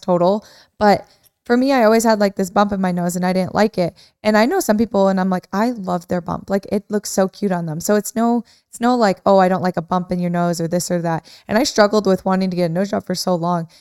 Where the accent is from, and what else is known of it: Midwest, United States; moved away